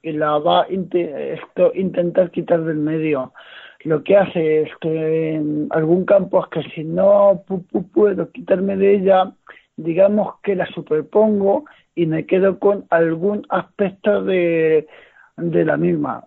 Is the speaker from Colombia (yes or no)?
no; Noez, Castilla-La Mancha, Spain; yo soy de Noé, de un, de, un municipio de los Montes de, Toledo, y digamos que aquí en mi comarca